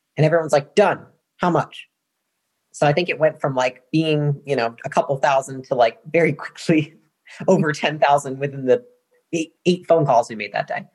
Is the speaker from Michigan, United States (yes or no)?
yes; Portage, Michigan, United States; moved away as an adult; now in Austin, United States; I come from Michigan, and so that's where I was born and raised, uh, small town, Portage, Michigan, this part of the mitten.